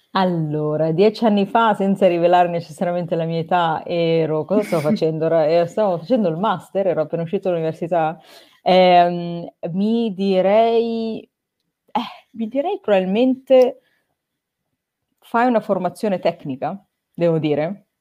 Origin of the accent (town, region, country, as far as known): Italy; moved away as an adult